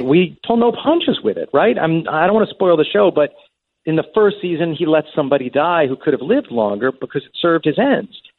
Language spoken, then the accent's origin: English; Long Island, New York, United States; we grew up out on Long Island